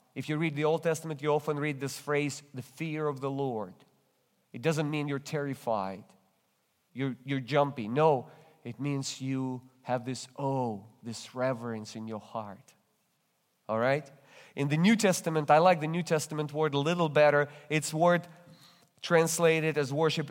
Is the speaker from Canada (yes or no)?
no; Russia; English is a second language; now in United States; I'm originally come from Russia. That's why you detect this accent